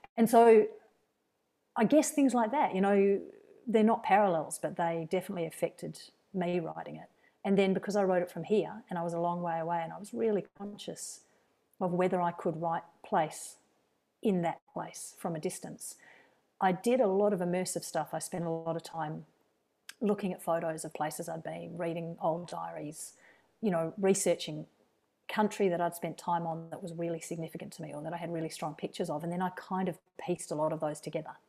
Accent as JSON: {"language": "English", "town": "Perth", "region": "Western Australia", "country": "Australia", "tie": "born or raised there", "moved": "yes", "lives_now": "Wellington, New Zealand", "said": "my childhood and my teenage years were spent in first, just outside Perth and then in Perth"}